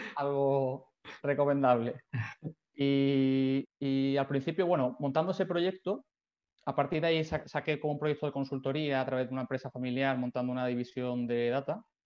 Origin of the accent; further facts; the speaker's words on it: Seville, Andalusia, Spain; moved away as an adult; also born or lived in Barcelona; yo soy de Sevilla. Eh, bueno, viví allí toda la infancia, juventud